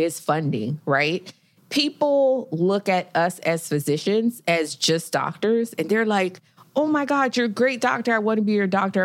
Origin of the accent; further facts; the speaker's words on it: Miami, Florida, United States; now in Houston, United States; I am from Miami